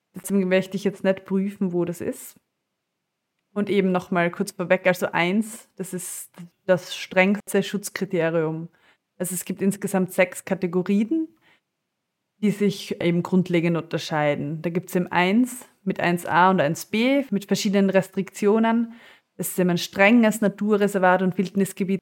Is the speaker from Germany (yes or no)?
no; Austria; bei uns in Österreich